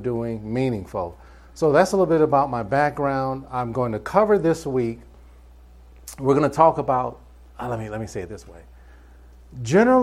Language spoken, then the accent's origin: English; Cleveland, Ohio, United States; moved away as an adult; also born or lived in Michigan / New York; now in Atlanta, United States; I was born in Cleveland, Ohio. And I just got tired of cold weather. I lived in Ohio, I lived in Michigan, I lived in New York